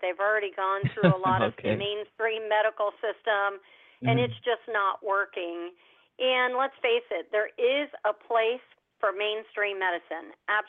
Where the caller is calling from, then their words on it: Orlando, Florida, United States; I'm calling from sunny Orlando, Florida.